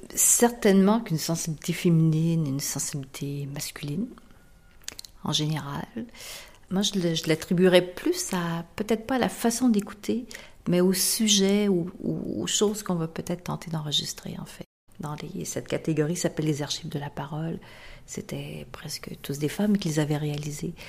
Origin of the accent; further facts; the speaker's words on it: Canada; also born or lived in Marseille / New York; en tant que Canadien